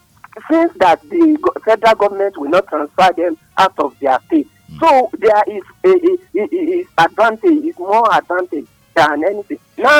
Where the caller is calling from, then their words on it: Nigeria; I'm calling from Adam.